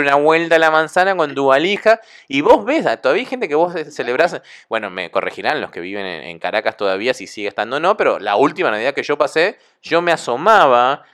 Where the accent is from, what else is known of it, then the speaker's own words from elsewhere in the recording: Argentina; Acá en Argentina